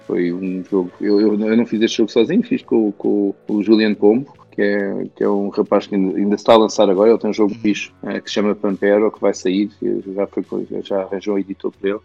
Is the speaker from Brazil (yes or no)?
no; Portugal; É a minha terra